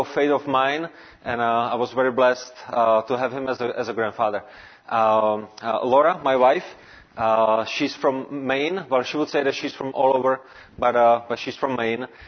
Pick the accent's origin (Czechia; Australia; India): Czechia; Prague; English is a second language; also born or lived in Brno area, Czech Republic; I was born and raised in Prague, which is the capital.